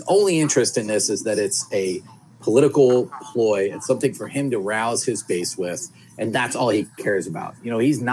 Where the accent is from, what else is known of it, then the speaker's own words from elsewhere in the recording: Philadelphia, Pennsylvania, United States; I grew up in Philadelphia, you know, so, and that's where we are right now.